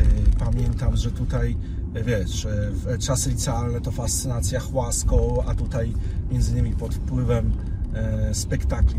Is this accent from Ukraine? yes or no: no; Warsaw, Masovian Voivodeship, Poland; ja jestem od urodzenia z Saskiej Kępy